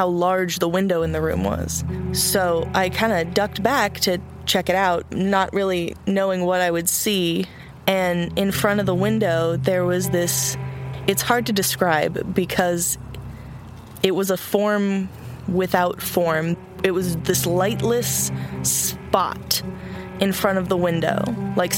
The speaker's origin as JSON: {"language": "English", "town": "Austin", "region": "Texas", "country": "United States", "tie": "born or raised there", "also_born_or_lived": "California", "said": "So we came to Austin when I was about 6 years old"}